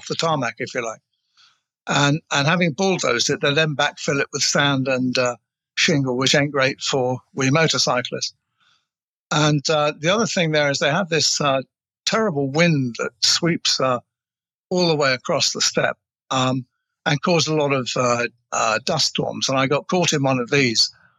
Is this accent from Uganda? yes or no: no; England, United Kingdom; I'm English